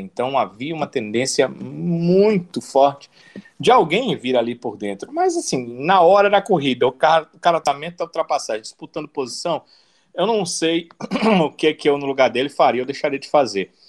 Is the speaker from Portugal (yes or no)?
no; Brazil; Nós somos brasileiros aqui